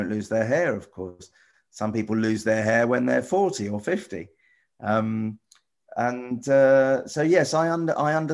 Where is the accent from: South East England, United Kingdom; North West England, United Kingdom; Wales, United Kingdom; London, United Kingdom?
London, United Kingdom; near Wembley; I grew up near Wembley.